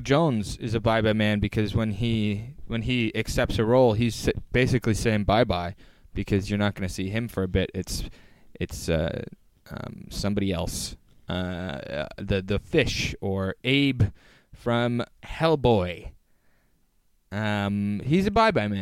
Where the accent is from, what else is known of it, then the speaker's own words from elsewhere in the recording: Oakville, Ontario, Canada; there's multiple like multiplexes in Oakville